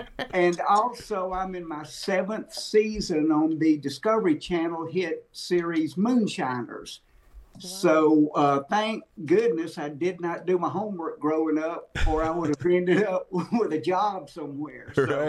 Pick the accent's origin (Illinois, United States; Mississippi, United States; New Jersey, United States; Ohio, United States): Mississippi, United States; I grew up in Mississippi